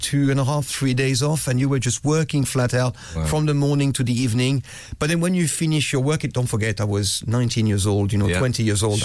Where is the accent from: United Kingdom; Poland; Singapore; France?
France; Growing up in France